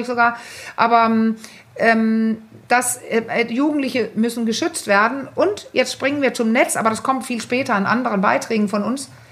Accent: Denmark; ich bin ja Dänin

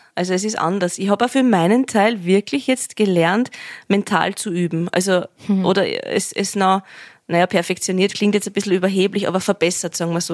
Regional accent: Vienna, Austria; accent: Viennese dialect (Wienerlied); da in meiner Sprache, in meinem Dialekt singen kann

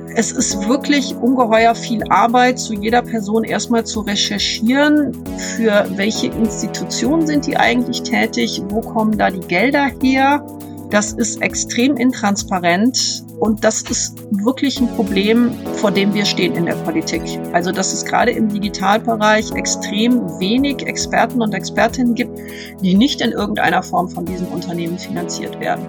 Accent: Bonn, North Rhine-Westphalia, Germany; also born or lived in Lippstadt; Ich bin in Bonn aufgewachsen. Ich bin zwar in Lippstadt geboren, aber mit viereinhalb mit meinen Eltern nach Bonn gezogen

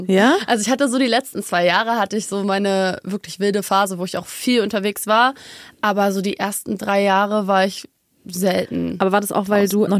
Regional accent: Munich, Bavaria, Germany; born there; Ich mhm. bin auch eigentlich Münchnerin, by the way. Echt? Ich bin hier geboren, ja.

